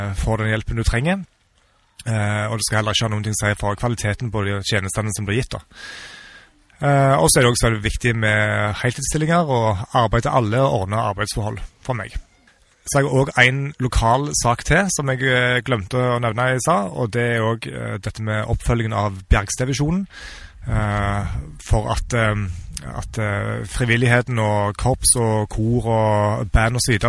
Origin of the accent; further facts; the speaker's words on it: Sokn, former Rennesøy municipality, Rogaland, Norway; also born or lived in Ålgård / Bergen / United States / Sandnes; now in Stavanger, Norway; Jeg er født og oppvokst på Sukken i tidligere Rennesøy kommune